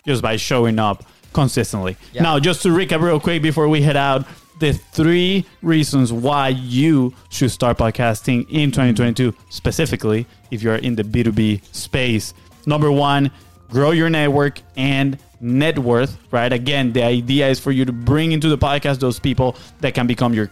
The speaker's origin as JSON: {"language": "English", "country": "Venezuela", "second_language": "English", "moved": "yes", "said": "we are from Venezuela"}